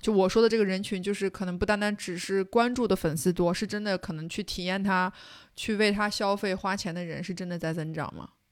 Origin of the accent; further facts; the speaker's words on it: Xinjiang, China; 我作为一个新疆人